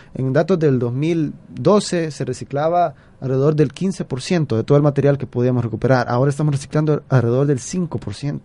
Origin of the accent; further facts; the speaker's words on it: El Salvador; como nosotros, como salvadoreños